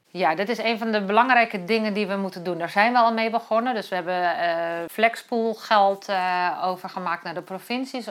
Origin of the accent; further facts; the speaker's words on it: Kop van Noord-Holland, North Holland, Netherlands; ik ben geboren in de kop van Noord-Holland